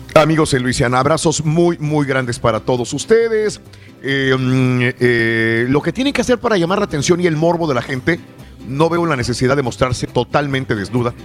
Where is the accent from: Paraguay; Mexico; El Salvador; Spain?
Mexico; northern Tamaulipas; also born or lived in South Texas / California / Chicago; now in Houston, United States; soy del norte de Tamaulipas, sur de Texas también. Y es muy caliente. Y yo me crié con una temperatura muy caliente